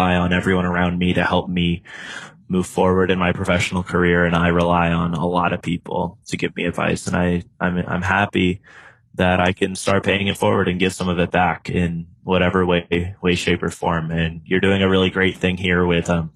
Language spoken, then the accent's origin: English; United States; also born or lived in China; it is my duty as an American to try to bridge that gap as an American going over to China